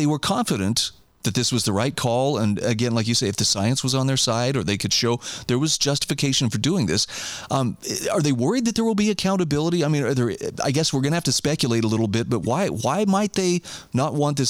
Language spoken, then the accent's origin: English; Idaho, United States; my home state of Idaho.